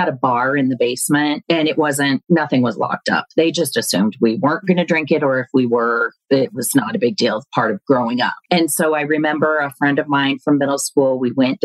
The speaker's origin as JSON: {"language": "English", "town": "Denver", "region": "Colorado", "country": "United States", "tie": "born or raised there", "said": "born and raised in Denver, Colorado"}